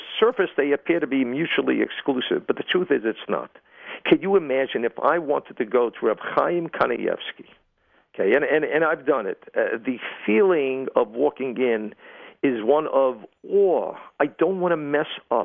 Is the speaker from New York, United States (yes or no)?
yes; New York City, New York, United States; I'm from Brooklyn